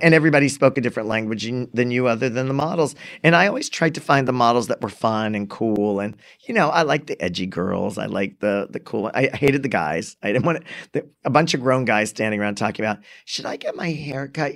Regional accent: Framingham, Massachusetts, United States; I grew up in Framingham also.

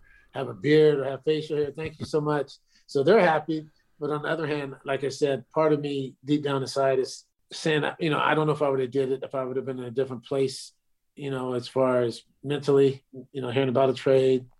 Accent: California, United States; I'm from California

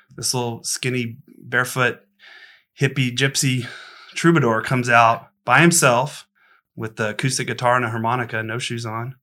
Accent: Austin, Texas, United States; I'm born and raised in Austin and kinda grew up around the kinda roots music scene.

